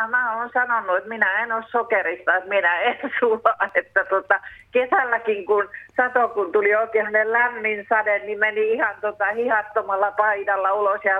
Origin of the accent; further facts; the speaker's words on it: Finland; born there; Me kiitän joka ilta luojani, että mä oon syntynyt Suomessa